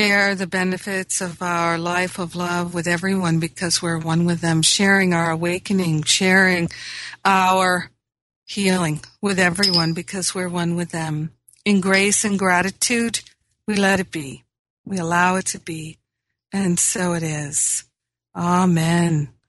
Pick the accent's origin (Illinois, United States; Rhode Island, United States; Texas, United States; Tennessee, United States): Rhode Island, United States; also born or lived in Michigan; now in Los Angeles, United States; It does, because I grew up in Rhode Island. I grew up in Michigan where there was a change of seasons and the weather was different all the time.